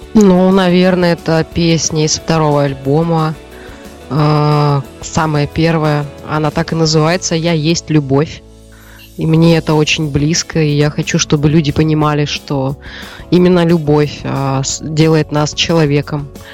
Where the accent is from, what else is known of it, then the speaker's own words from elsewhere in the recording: Siberia, Russia; moved away; родилась и выросла в Сибири